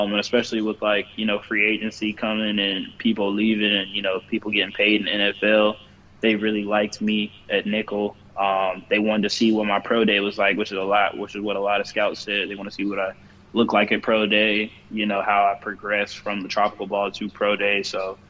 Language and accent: English; Charlotte, North Carolina, United States; when I was growing up in Charlotte as a kid